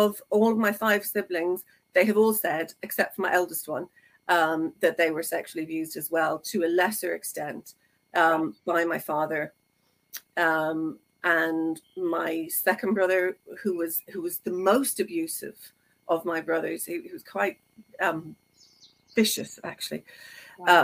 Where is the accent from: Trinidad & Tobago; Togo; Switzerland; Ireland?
Ireland; I'm Irish, so you know, there were six of us.